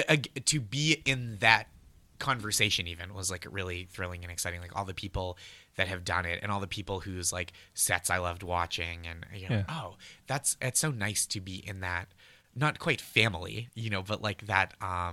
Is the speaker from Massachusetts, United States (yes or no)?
yes; Massachusetts, United States; I'm from the North Shore of Massachusetts, where there's a town spelled the same as Peabody but pronounced Peabody.